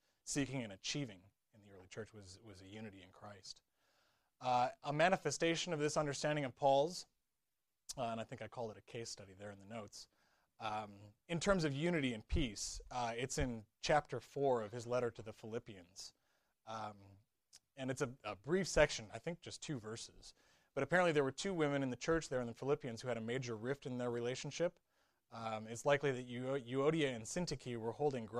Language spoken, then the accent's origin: English; Michigan, United States; moved away as an adult; also born or lived in California; I moved across the country from Michigan to California